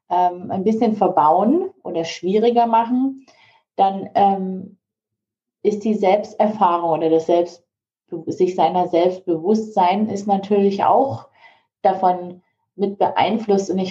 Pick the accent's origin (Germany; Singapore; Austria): Singapore; also born or lived in Malaysia; ich bin ja an der ähm, deutschen Schule in Singapur aufgewachsen und in Malaysia zum Teil.